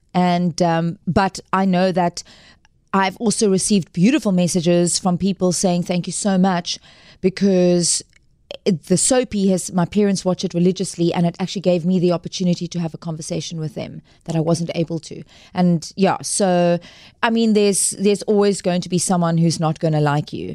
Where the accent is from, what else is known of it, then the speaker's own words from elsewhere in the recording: Cape Town, Western Cape, South Africa; also born or lived in Johannesburg; originally from Cape Town and born and bred Capetonian